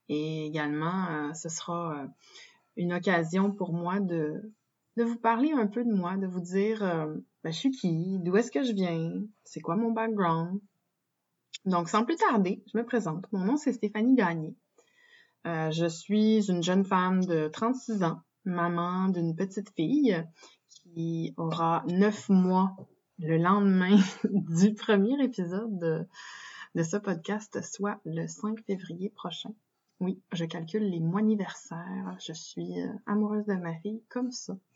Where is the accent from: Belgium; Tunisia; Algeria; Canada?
Canada; Quebec; also born or lived in British Columbia; j'ai grandi au Québec. Je suis née en Colombie-Britannique. Mes parents étaient militaires, donc on a beaucoup bougé quand j'étais enfant